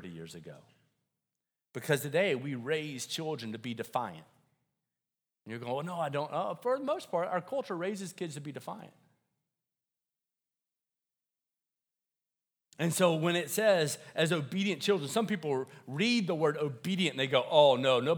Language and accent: English; Deep South, United States; I grew up in the South, like deep South